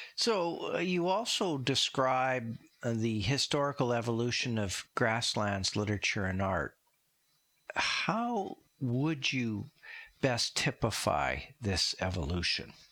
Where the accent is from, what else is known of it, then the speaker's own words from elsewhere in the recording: Saskatchewan, Canada; I grew up in Saskatchewan